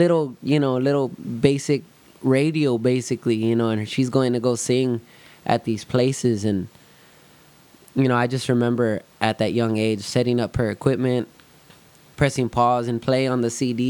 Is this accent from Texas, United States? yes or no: yes; Somerset, Texas, United States; I grew up in Somerset area.